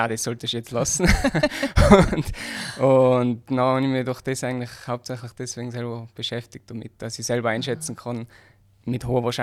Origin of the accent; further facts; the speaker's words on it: Hall in Tirol, Tyrol, Austria; born there; bin geboren in Hall in Tirol und am 18. Jänner 93.